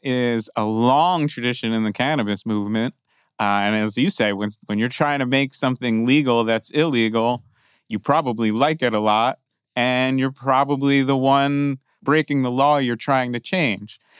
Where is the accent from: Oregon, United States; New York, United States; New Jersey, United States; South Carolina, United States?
New Jersey, United States; now in California, United States; I grew up in New Jersey, but I've been in California a long time